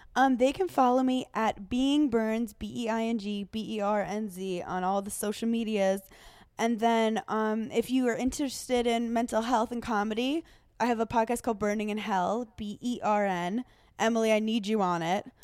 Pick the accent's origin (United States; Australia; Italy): Italy; I'm from Italy